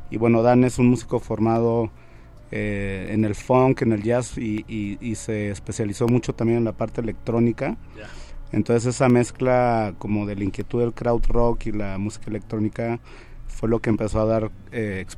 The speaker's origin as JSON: {"language": "Spanish", "region": "Sonora", "country": "Mexico", "also_born_or_lived": "Guadalajara", "moved": "yes", "said": "Yo soy de Sonora, sí. Eh, digamos que fue como la primaria, la secundaria, la prepa y parte de la universidad"}